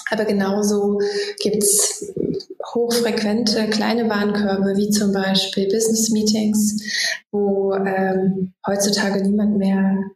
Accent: Magdeburg, Saxony-Anhalt, Germany; born there; now in Berlin, Germany; wohne in Berlin, gebürtige Magdeburgerin

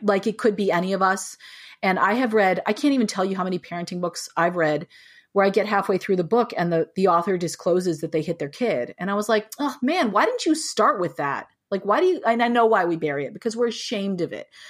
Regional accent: United States; moved away as an adult; also born or lived in New Mexico / California; now in Boston, United States; I grew up in New Mexico and in California

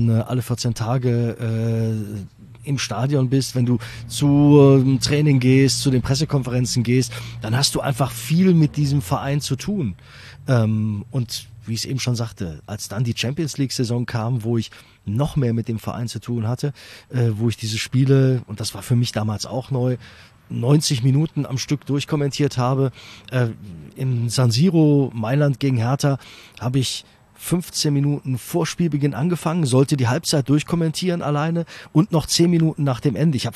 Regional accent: Düsseldorf, North Rhine-Westphalia, Germany; Ähm, ich bin in äh, Düsseldorf äh, geboren {S255} Ach, {S0} bin auch als äh, Düsseldorfer und äh, Fortuna-Fan sozialisiert worden.

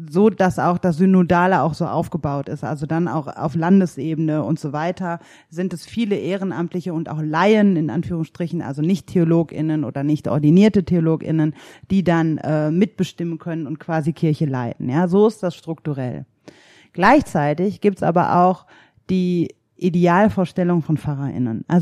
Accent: North Rhine-Westphalia, Germany; Also ich bin ja in der Ruhrgebietsarbeiterinnenfamilie groß geworden

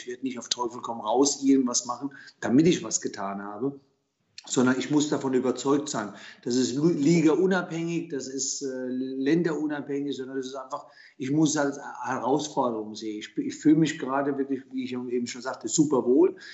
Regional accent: Germany; born there; Mein, mein, Herkunftsland ist Italien, meine Eltern kamen aus Italien, äh, ich bin in Deutschland geboren.

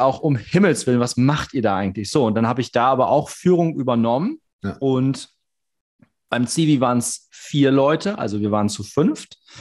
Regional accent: Cloppenburg, Lower Saxony, Germany; ich bin in Kloppenburg groß geworden

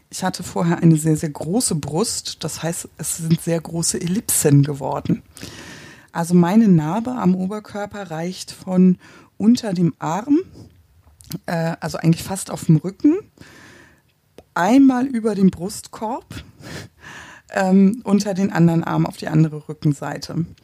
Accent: Hamburg, Germany; ich komme aus Hamburg. Ähm, wir haben es nicht so mit Bergen. Ich wohne am Stadtrand, also im Prinzip Grenze an Grenze zur schleswig-holsteinischen Einöde.

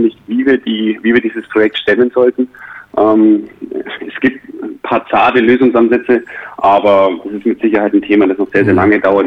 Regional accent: Ansbach, Bavaria, Germany; now in Bayreuth, Germany; meine Heimat, ich komme aus Ansbach ursprünglich, also aus äh, aus Mittelfranken

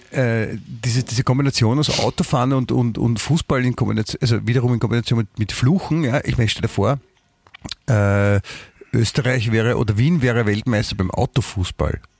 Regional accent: Germany; Ich, ich meine, ich bin Deutscher, ja?

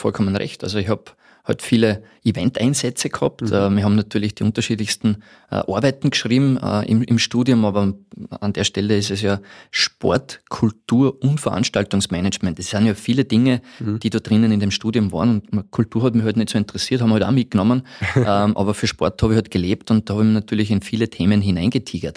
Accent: Podersdorf am See, Burgenland, Austria; also born or lived in Tyrol / Vienna; now in Salzburg, Austria; ich bin ein Burgenländer ursprünglich aus Bodersdorf am See

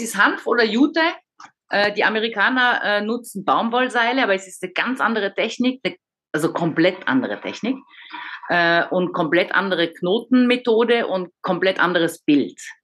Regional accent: Paris, Île-de-France, France; moved away as an adult; also born or lived in Frankfurt / Vienna / Munich; now in Baden-Württemberg, Germany; Ich bin in Paris geboren, aufgewachsen, 20 Jahre in Paris

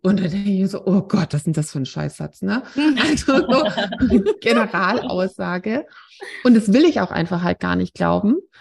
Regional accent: Swabia, Germany; now in Wiesbaden, Germany; wir kommen aus einem Nachbardorf vom Schwäbischen Land

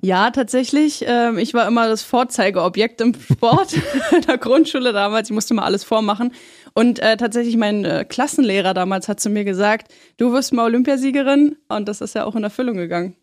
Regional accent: Schöneiche, Brandenburg, Germany; also born or lived in Berlin; now in Potsdam, Germany; seitdem ich fünf bin, habe ich bei meinen Eltern gelebt in Schöneiche

